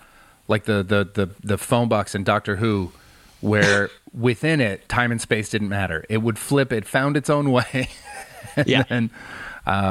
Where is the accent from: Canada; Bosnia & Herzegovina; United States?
Canada; White Rock, British Columbia; moved away as an adult; now in London, United Kingdom; I grew up in White Rock